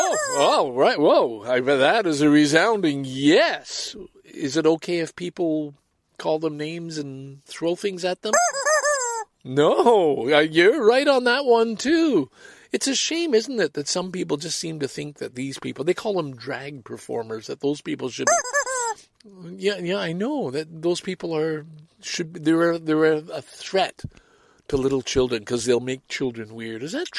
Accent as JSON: {"language": "English", "town": "Salaberry-de-Valleyfield", "region": "Quebec", "country": "Canada", "tie": "born or raised there", "also_born_or_lived": "Sorel, Quebec / Scarborough, Ontario", "moved": "yes", "lives_now": "Toronto, Canada", "said": "growing up in Valleyfield, and we were in Valleyfield because, you know, the dredging needed to be done for the Beauharnois Canal, which is why my father's company got the contract, and that's why we moved from Sorel to Valleyfield in 1949."}